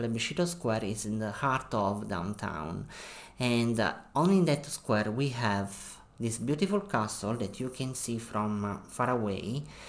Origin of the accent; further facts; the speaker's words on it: Naples, Campania, Italy; English is a second language; Yes, I have spent a lot of summers in Ischia, and I can remember, for example, in this beautiful island, that there is a beautiful hill that is very famous.